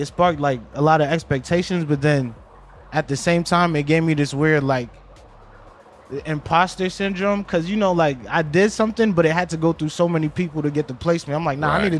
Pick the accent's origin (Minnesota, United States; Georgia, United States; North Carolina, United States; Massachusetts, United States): Minnesota, United States; I'm from Minnesota.